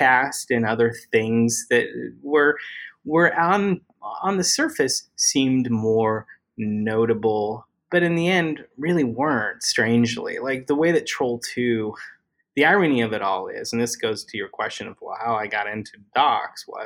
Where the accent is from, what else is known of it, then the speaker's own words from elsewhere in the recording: Utah, United States; moved away as an adult; now in Los Angeles, United States; I grew up in Utah.